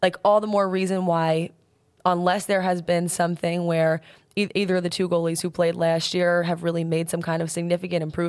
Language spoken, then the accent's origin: English; Mount Sinai, New York, United States; born or raised there